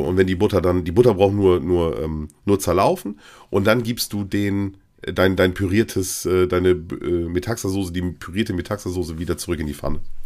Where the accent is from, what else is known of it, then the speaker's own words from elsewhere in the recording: East Frisia, Lower Saxony, Germany; Bei uns in Ostfriesland